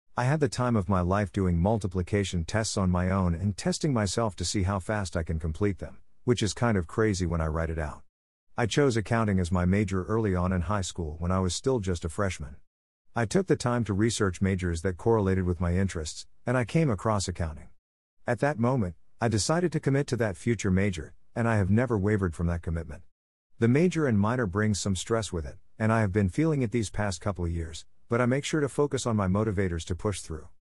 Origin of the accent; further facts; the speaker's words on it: Wylie, Texas, United States; also born or lived in Salinas, California; now in Plano, United States; I was born in Salinas, California and moved over to Wiley, Texas when I was about two years old. Now I live in the Plano, Texas area